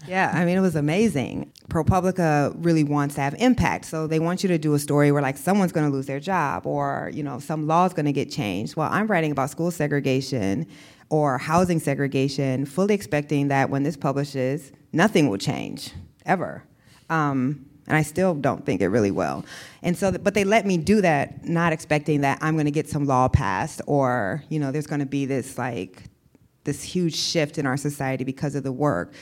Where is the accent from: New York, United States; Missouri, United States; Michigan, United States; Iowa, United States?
Iowa, United States; moved away as an adult; also born or lived in the South; I grew up in Iowa